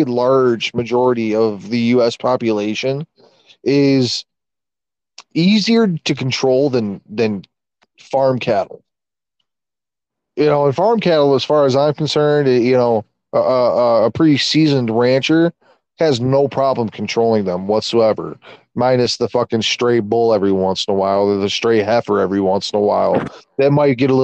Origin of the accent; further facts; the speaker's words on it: United States; I'm an American